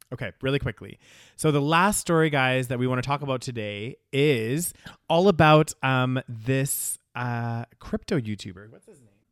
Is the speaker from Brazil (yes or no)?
no; United Kingdom; first language British English; We're British as hell